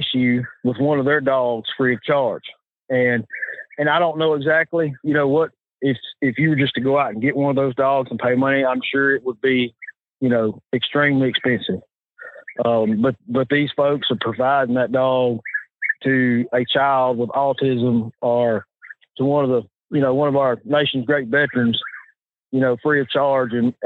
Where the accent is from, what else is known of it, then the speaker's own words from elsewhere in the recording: Arkansas, United States; I'm Arkansas